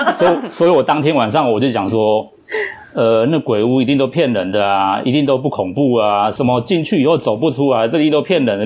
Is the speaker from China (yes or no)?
no; Taiwan; 我们台湾人有一种民，民间习俗